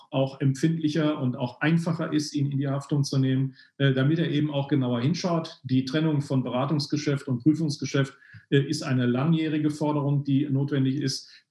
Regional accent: North Rhine-Westphalia, Germany; Ähm, ich komme aus dem Ruhrgebiet. Da äh, ist man nicht nur die direkte Ansprache gewohnt, sondern eben auch eine positive Lebenseinstellung.

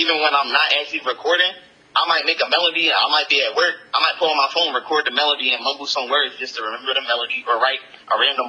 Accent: Jamaica; you know, I'm Jamaican, Caribbean Islands, so all the drums and instruments they were using was just a real at-home vibe to my culture.

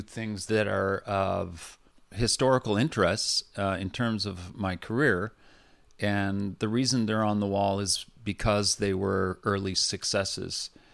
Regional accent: Vancouver, British Columbia, Canada; also born or lived in New Westminster; I was born and raised in Vancouver

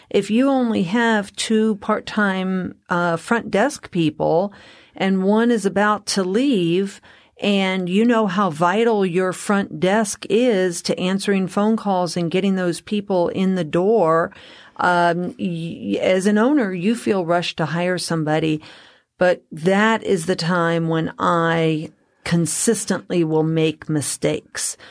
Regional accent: Colorado, United States; I'm from Colorado

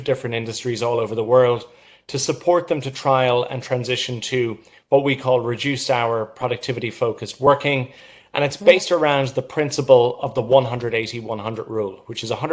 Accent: Ireland; moved away as an adult; now in New York, United States; I'm from Ireland. I moved to New York in September of last year

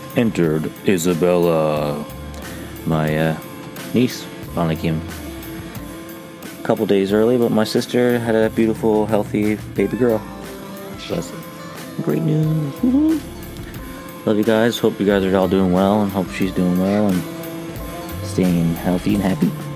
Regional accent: Canada; moved away; also born or lived in Newfoundland; as a Canadian

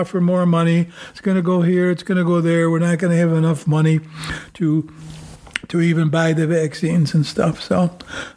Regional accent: New York, United States; we're from New York State

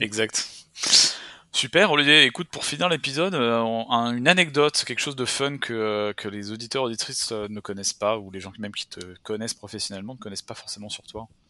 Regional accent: France; now in Canada; en tant que Français

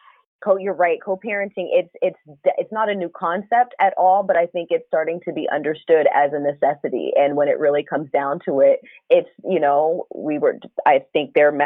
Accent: United States; also born or lived in Washington, D.C.; I grew up out here in Pennsylvania, in California, and my dad and second mom were always on the East Coast, outside of primarily outside of the DC area, which is where I was born.

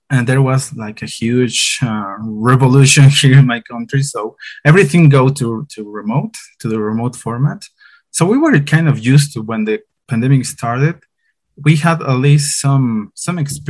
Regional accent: La Paz, Bolivia; I'm from La Paz, Bolivia

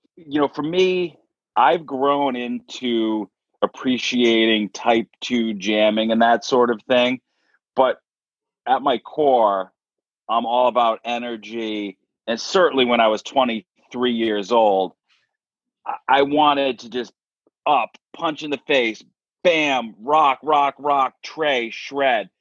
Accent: Dighton, Massachusetts, United States; I'm from Dighton, Massachusetts, which is a small town uh, in southeastern Mass

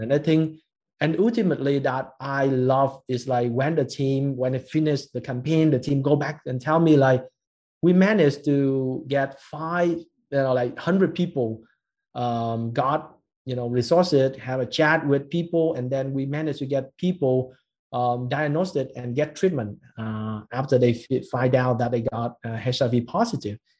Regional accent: Ho Chi Minh City, Vietnam; we as a Vietnamese like born and raised in Saigon

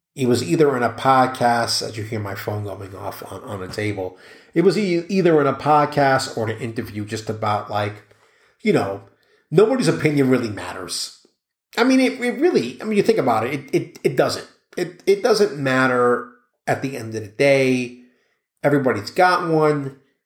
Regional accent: New York City, New York, United States; grew up in New York City

